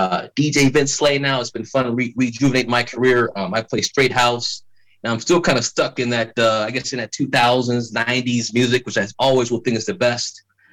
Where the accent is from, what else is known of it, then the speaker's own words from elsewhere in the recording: Chicago, Illinois, United States; now in Virginia, United States; I moved out east from Chicago to Virginia.